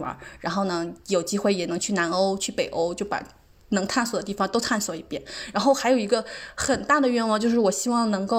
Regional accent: China; 就是我也不知道他咋看出来我是中国人的，就用中国话在问我。

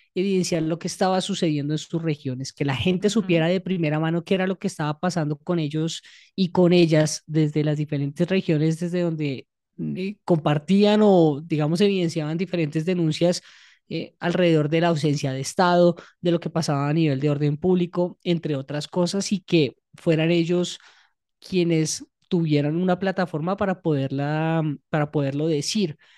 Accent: Bogotá, Bogotá Capital District, Colombia; nosotros viviendo en Bogotá

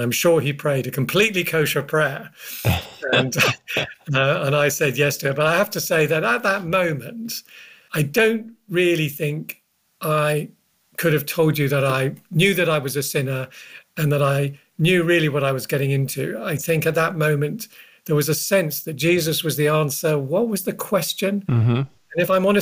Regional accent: London, United Kingdom; I grew up in North London, the son of a Ukrainian Jewish man, my father, and a Celtic Pict Glaswegian socialist mother

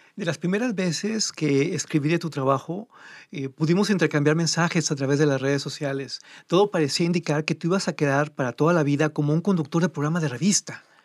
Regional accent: Mexico; comiendo pizza como mexicano con todas las marranadas que le ponemos

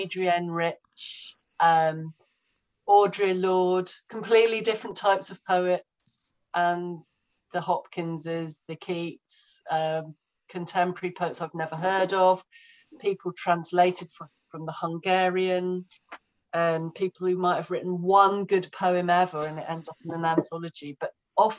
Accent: London, United Kingdom; I'm growing up in London, I'm a slightly depressed teenager

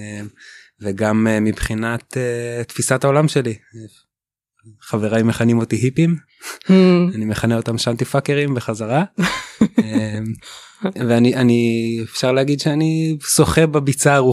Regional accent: West Bank, Israel; born there; אני נולדתי בגוש עציון

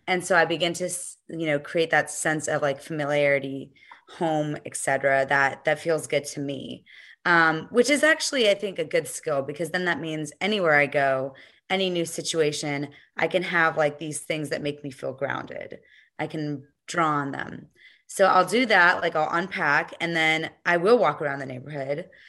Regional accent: United States; born or raised there

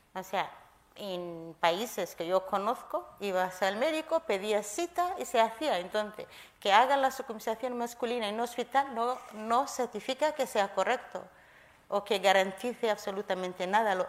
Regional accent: Kenya; now in Spain; Llegué a España hace 20 años. Yo nací en Kenia

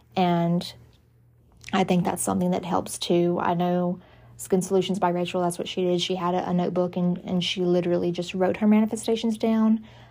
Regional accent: the South, United States; I grew up in the South

